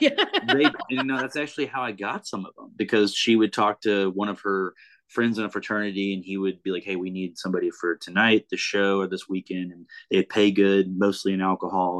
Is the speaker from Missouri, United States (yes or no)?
yes; Kansas City, Missouri, United States; now in Nashville, United States; they're playing the Kansas City Royals that night, which is my hometown